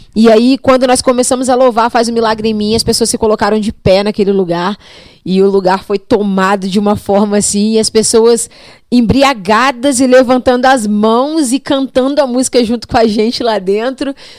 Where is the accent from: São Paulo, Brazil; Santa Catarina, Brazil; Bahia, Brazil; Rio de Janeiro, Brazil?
Rio de Janeiro, Brazil; Barra Mansa; also born or lived in Cachoeiro de Itapemirim, Espírito Santo; now in Volta Redonda, Brazil; eu sou natural do Espírito Santo, nasci em Cachoeira de Tepemirim, embora nunca tenha morado lá. Sou filha adotiva dos meus pais, vim para Barra Mansa logo que eu nasci